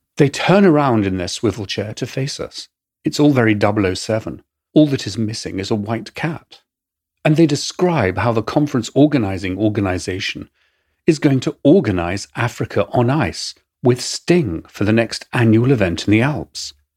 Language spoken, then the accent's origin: English; England, United Kingdom; accent: English; my English accent